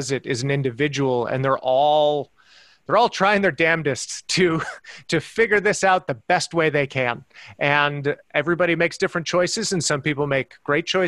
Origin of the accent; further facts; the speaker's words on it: El Paso, Texas, United States; also born or lived in Ohio / San Francisco; now in Los Angeles, United States; growing up in El Paso, Texas